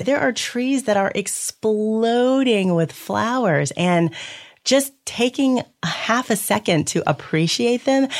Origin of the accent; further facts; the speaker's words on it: Louisville, Kentucky, United States; I grew up in Louisville, Kentucky